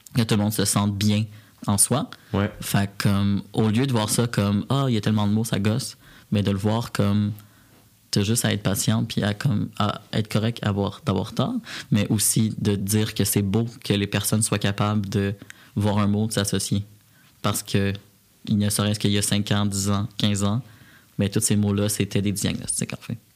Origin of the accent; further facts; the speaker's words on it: Repentigny, Quebec, Canada; now in Montreal, Canada; moi j'ai grandi à Repentigny, en petite banlieue